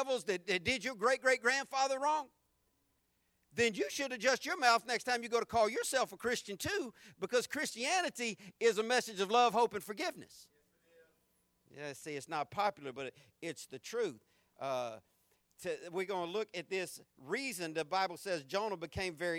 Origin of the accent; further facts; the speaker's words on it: Jacksonville, Florida, United States; I grew up in the South. I grew up in this city. I understand how racially backwards Jacksonville is